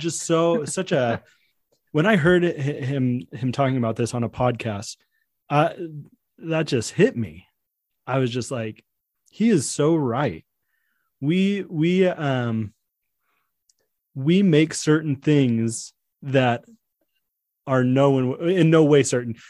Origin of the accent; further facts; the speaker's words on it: San Diego, California, United States; I was born in San Diego